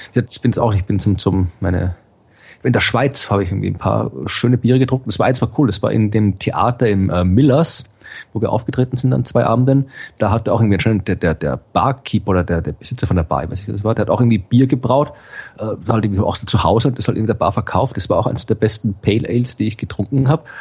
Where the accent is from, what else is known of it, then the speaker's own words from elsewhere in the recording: Krems, Lower Austria, Austria; now in Jena, Germany; in, in Krems, also quasi wo aus ja. Österreich, wo ich herkomme